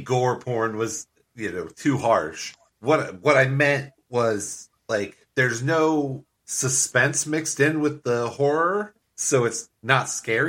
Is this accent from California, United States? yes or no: yes; Santa Monica, California, United States; I'm from Santa Monica, California.